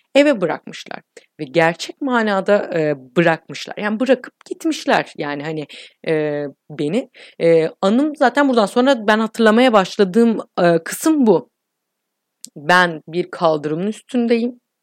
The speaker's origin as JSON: {"language": "Turkish", "region": "İzmir", "country": "Turkey", "tie": "born or raised there", "said": "Ben doksan üç İzmir doğumluyum."}